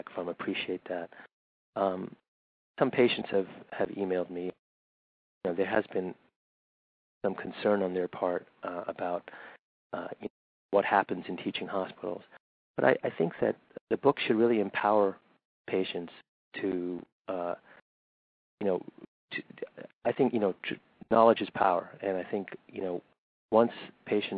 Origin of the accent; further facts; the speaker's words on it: Riverside, California, United States; also born or lived in New Delhi, India / London, United Kingdom / Lexington, Kentucky / Berkeley, California; I grew up in Riverside, which is a suburb in Southern California